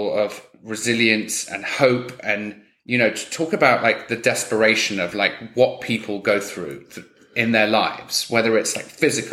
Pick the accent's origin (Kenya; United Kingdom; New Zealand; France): United Kingdom; England; I'm English